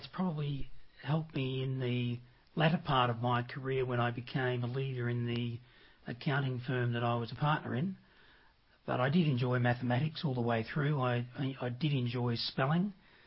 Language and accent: English; Melbourne, Victoria, Australia; I was born in Melbourne, in the northern suburb of Reservoir